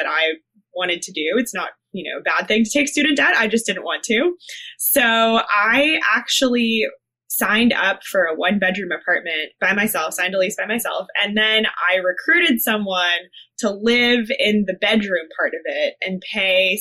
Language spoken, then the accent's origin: English; Ann Arbor, Michigan, United States; also born or lived in Connecticut / Massachusetts / Pennsylvania / North Carolina; now in Chicago, United States; I grew up in the Midwest. I consider myself a very deep Midwesterner